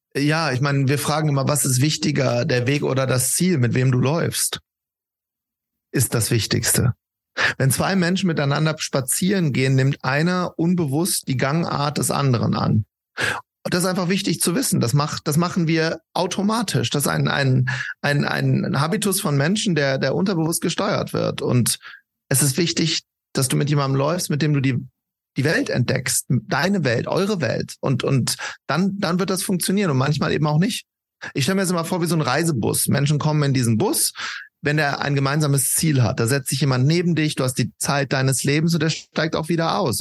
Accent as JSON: {"language": "German", "town": "Wuppertal", "region": "North Rhine-Westphalia", "country": "Germany", "said": "wir kommen beide aus Wuppertal"}